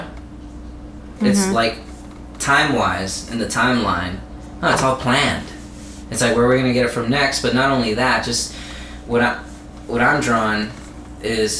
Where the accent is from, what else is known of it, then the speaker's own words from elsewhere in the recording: United States; I'm an American, and I've traveled through the country